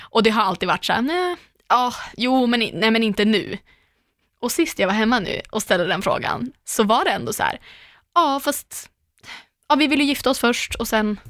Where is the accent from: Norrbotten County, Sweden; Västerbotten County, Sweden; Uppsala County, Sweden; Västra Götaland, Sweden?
Västerbotten County, Sweden; Umeå; moved away; jag är ju hemma i Umeå med jämna mellanrum. Och då brukar jag alltid käka middag eller hänga med mina barndomskompisar ja. från Ersboda, vi har känt varandra hela livet